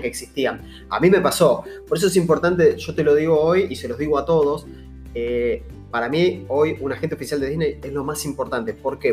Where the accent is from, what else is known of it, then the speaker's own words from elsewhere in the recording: Argentina; nosotros somos argentinos, estamos en Argentina